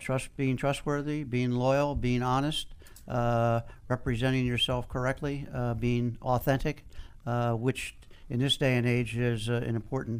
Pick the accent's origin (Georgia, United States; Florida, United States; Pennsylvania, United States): Pennsylvania, United States; Philadelphia; now in Washington, United States; Originally from Philadelphia and been in D.C. for 35 years.